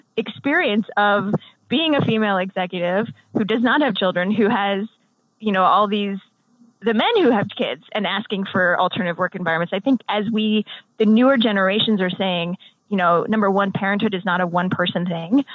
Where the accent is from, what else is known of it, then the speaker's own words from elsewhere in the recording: United States; I'm American